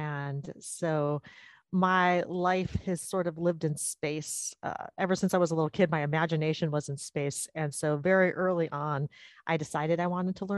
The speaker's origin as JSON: {"language": "English", "town": "Sacramento", "region": "California", "country": "United States", "tie": "born or raised there", "also_born_or_lived": "Tempe, Arizona", "said": "I was born and raised in the Sacramento area. So I've lived in California most of my life."}